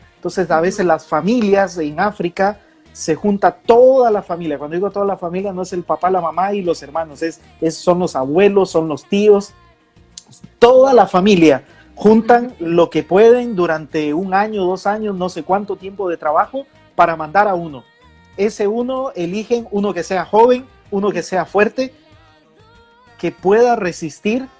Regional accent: Costa Rica; moved away; en mi país, Costa Rica

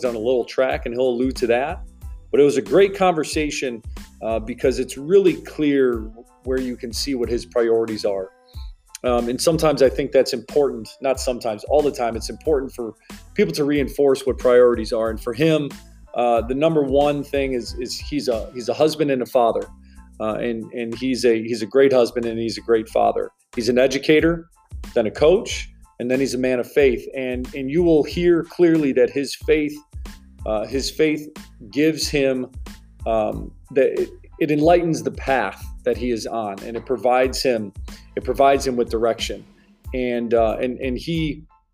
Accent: Glen Ellyn, Illinois, United States; a lot of people that I grew up with in the Glen Ellen and Wheaton area

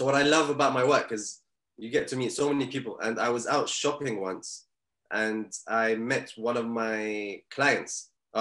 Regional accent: Bahrain; moved away; I'm originally from Bahrain

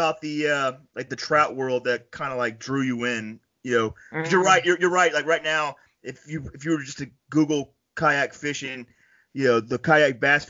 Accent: Panama City, Florida, United States; I grew up in Panama City, Florida

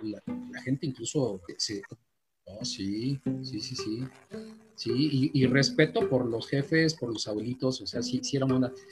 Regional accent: Mexico; also born or lived in Gustavo A. Madero, Mexico City; hay que apoyarnos como mexicanos

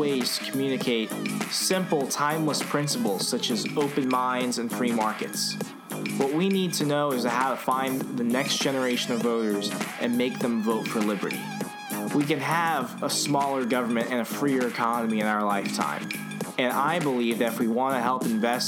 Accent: the South, United States; growing up in the South

